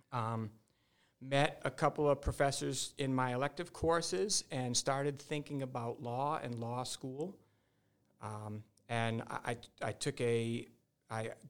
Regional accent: Uxbridge, Massachusetts, United States; Uh, I, I, I, caused a few problems back in Uxbridge, and if anybody from Uxbridge uh, hears this

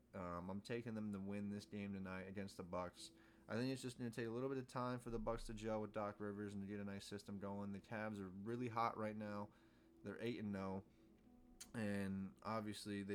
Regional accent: United States; as an American

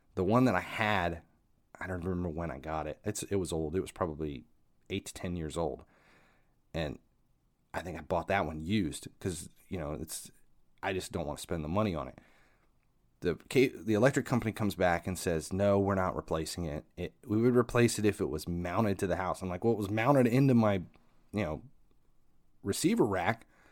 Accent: Ohio, United States; I'm from Ohio

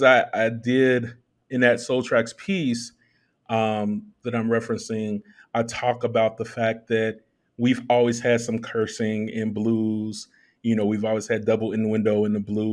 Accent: Chicago, Illinois, United States; I'm from the south side of Chicago

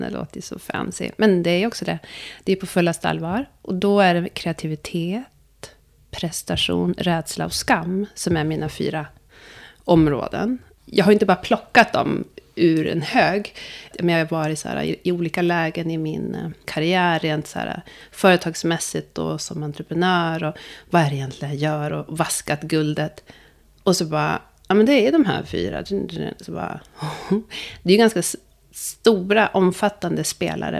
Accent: Sweden; also born or lived in Ethiopia; Jag är adopterad från Etiopien. Jag kom till Sverige när jag var tio veckor gammal

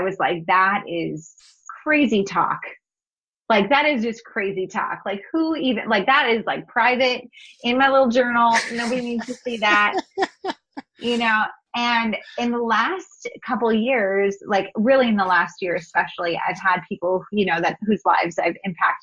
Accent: North Dakota, United States; moved away as an adult; also born or lived in Missouri; I grew up in North Dakota. It's a small, you know, state

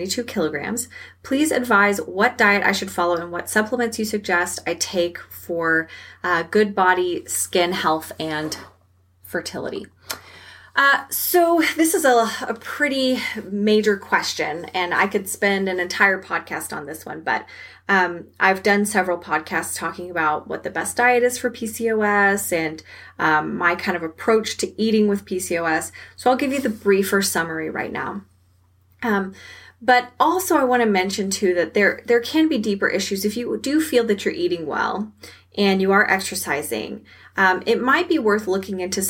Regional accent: Texas, United States; I'm from Texas and we eat a lot of red meat down here

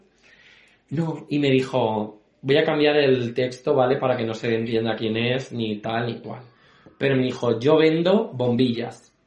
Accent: Spain; Yo soy español

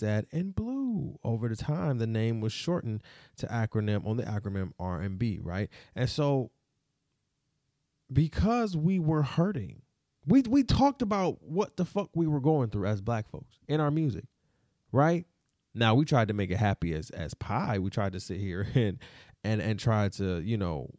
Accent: Detroit, Michigan, United States; I'm from Detroit. For real, shout out to the 313

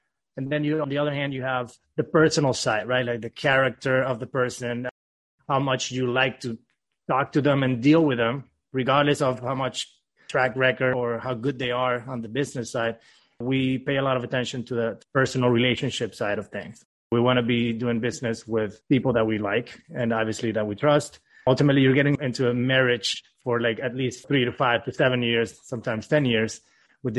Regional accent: Venezuela; now in Miami, United States; Originally born and raised in Venezuela, moved to the U.S. in 2010

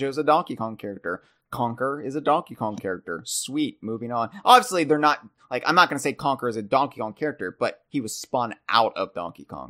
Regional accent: United States; being American, being in the Americas

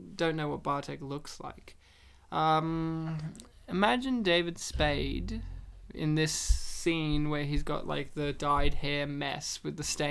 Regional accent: New South Wales, Australia; I grew up in New South Wales.

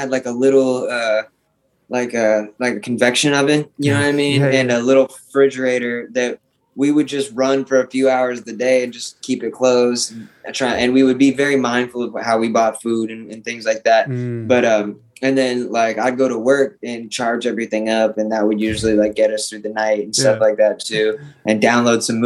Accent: Arizona, United States; I'm from Arizona

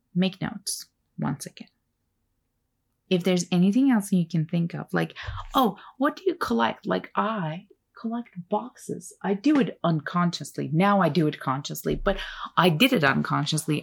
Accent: Turkey; first language Turkish; English is a second language; moved away; also born or lived in Ontario, Canada; I grew up in Turkey

